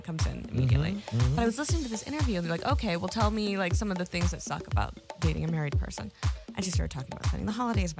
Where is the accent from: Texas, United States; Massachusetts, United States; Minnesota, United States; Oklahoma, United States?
Texas, United States; moved away; also born or lived in California; I grew up singing in Opry houses when I was a tiny little baby back in Texas